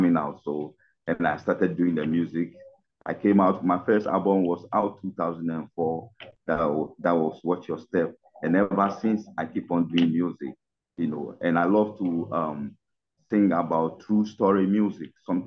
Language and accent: English; Ghana; I'm from Ghana, West Africa